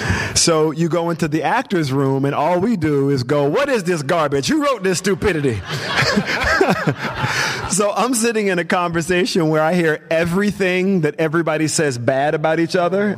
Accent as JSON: {"language": "English", "region": "the South", "country": "United States", "said": "So I guess I came from the South, so I didn't really know anybody in Hollywood."}